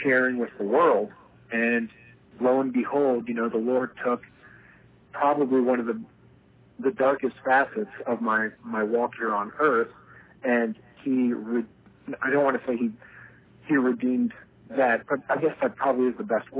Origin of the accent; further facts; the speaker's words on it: Delaware, United States; moved away as an adult; also born or lived in California; I grew up in Delaware